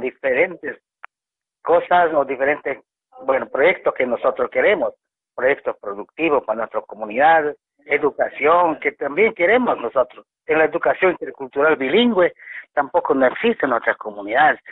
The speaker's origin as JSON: {"language": "Spanish", "country": "Bolivia", "said": "nosotros sí somos bolivianos"}